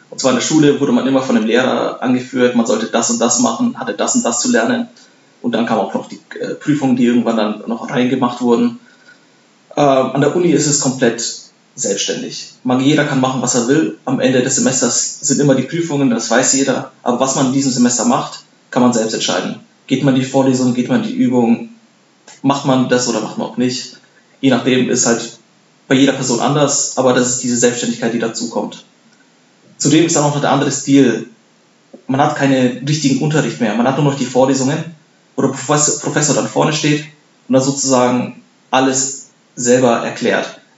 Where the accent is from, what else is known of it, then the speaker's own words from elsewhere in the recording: Bavaria, Germany; now in Darmstadt, Germany; zum einen wollte ich äh, in der Nähe studieren, wo ich aufgewachsen bin. Ich komme aus Bayern.